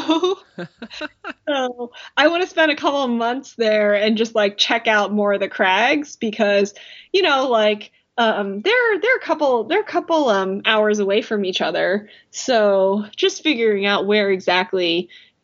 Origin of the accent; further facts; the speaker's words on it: United States; as an American